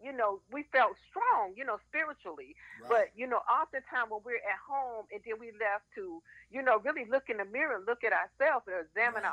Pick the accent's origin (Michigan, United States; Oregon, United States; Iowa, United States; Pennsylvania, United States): Michigan, United States; Muskegon; I grew up in Muskegon, Michigan